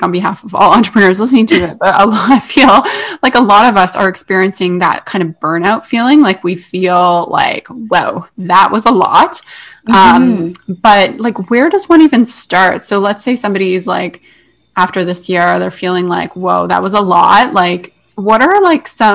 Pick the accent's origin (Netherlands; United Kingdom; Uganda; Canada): Canada; we're both Canadian